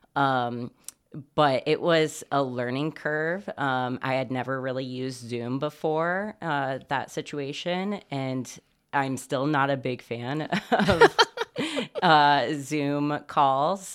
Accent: Bloomington, Indiana, United States; also born or lived in Brownsburg, Indiana; now in Muncie, United States; I was born in Bloomington, Indiana, in the hills of southern Indiana

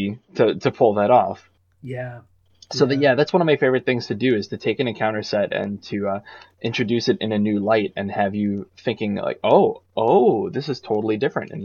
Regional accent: New England, United States; I grew up in New England myself

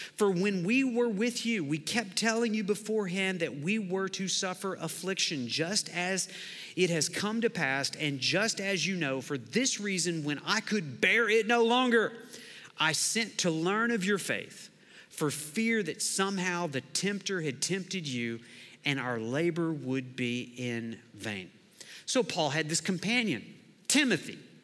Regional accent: Lawton, Oklahoma, United States; I grew up in Lawton, Oklahoma

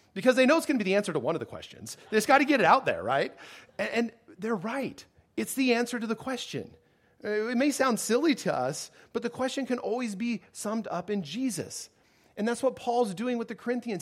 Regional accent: United States; as an American

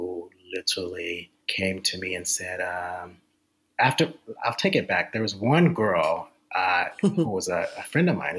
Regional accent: Baltimore, Maryland, United States; I grew up in Baltimore, Maryland.

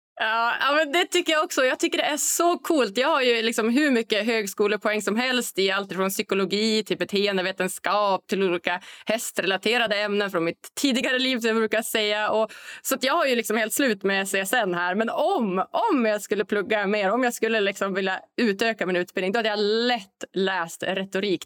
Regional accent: Norrland, Sweden; jag är norrlänning

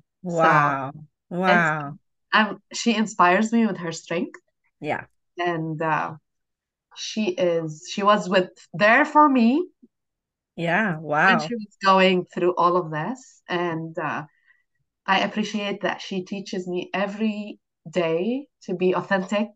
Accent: Jordan; now in United States; I'm from Jordan, a Middle Eastern country

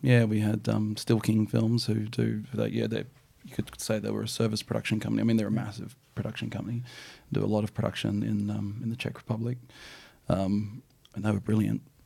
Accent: New Zealand; now in Australia; I'm a Kiwi-born boy

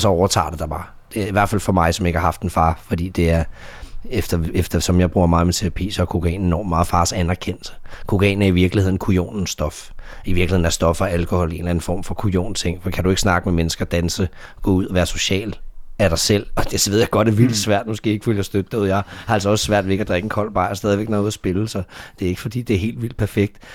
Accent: Denmark; also born or lived in Dallas; jeg var fra Danmark

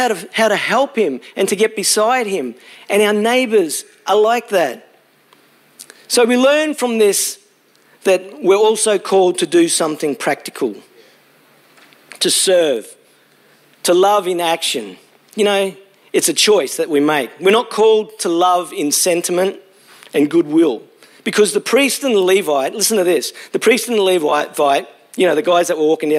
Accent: Brisbane, Queensland, Australia; moved away as an adult; also born or lived in Launceston, Tasmania / Hobart, Tasmania / Gold Coast, Queensland; I grew up in Brisbane, spent 22 years there, and then went to Tassie

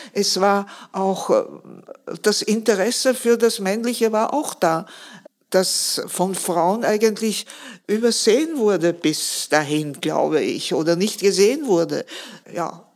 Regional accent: Vienna, Austria; Ich bin 1933 geboren. Meine Kindheit habe ich im Zweiten Weltkrieg erlebt. Ich habe alle Bombenangriffe auf Wien erlebt

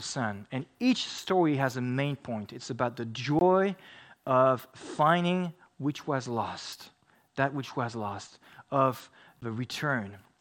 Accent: France; moved away; I grew up in France

